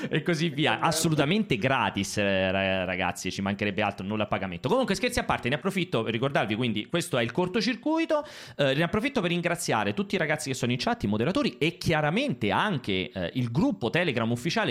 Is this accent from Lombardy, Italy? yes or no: no; Rome, Lazio, Italy; dalle mie parti qua a Roma